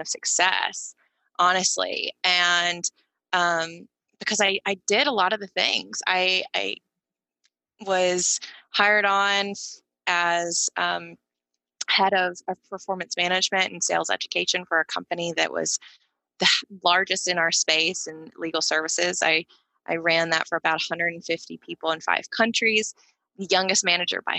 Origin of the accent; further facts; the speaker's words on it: Tuscaloosa, Alabama, United States; I grew up in Alabama in Tuscaloosa